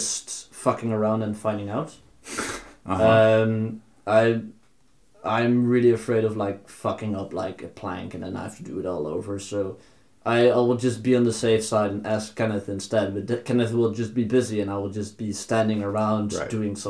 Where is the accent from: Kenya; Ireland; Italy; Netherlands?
Netherlands; moved away as an adult; now in Norway; I'm from the Netherlands. I'm here now.